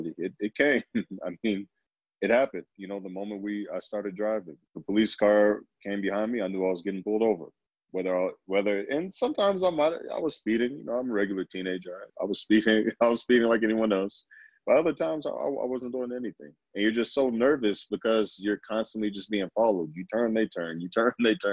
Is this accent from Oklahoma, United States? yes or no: yes; Oklahoma City, Oklahoma, United States; moved away as an adult; also born or lived in Kentucky; now in Utah, United States; I'm originally from Oklahoma City. My family has been living in Oklahoma since the late 1800s.